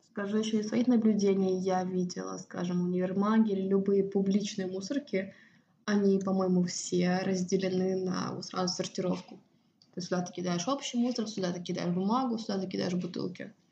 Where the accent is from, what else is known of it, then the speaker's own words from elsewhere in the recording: Estonia; moved away as an adult; also born or lived in United States / Cyprus; now in Sweden; я выросла в Эстонии